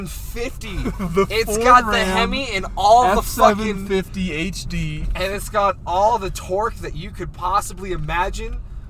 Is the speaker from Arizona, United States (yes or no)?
yes; Arizona, United States; If I ever get pulled over up here, my excuse is going to be, oh, I'm sorry, I'm from Arizona.